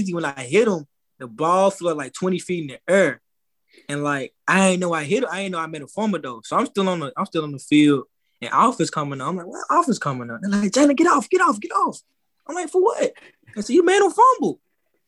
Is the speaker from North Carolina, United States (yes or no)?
no; Stanton, Tennessee, United States; I grew up in Stanton, Tennessee. It's like 15 minutes away, 15 minutes out of Brownville, Tennessee